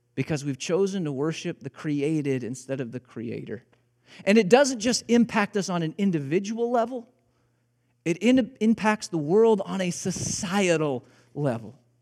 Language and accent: English; Illinois, United States; moved away as an adult; also born or lived in Joplin, Missouri; I grew up in Illinois. I learned how to drive in Illinois